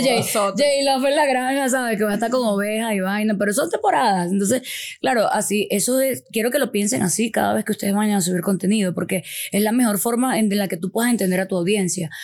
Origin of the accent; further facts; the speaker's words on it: Venezuela; Nosotros también como venezolanos